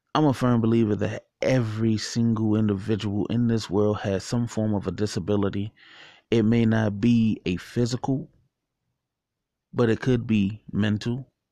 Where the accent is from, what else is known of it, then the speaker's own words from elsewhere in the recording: Washington, District of Columbia, United States; when I was younger, growing up in Washington, D C, going to John Tyler Elementary School